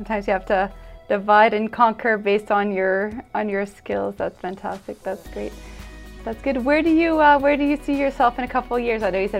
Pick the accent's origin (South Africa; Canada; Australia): Canada; Ontario; We're from Ontario, you're from Alberta, we're going to the States